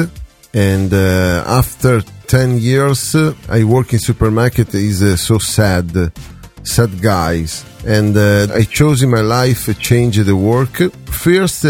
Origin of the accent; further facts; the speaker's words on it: Venice, Veneto, Italy; English is a second language; I am in Italy from Venice.